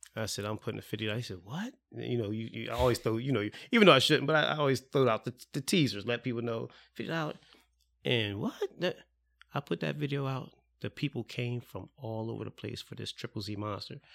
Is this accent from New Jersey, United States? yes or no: yes; Salem, New Jersey, United States; I was in Salem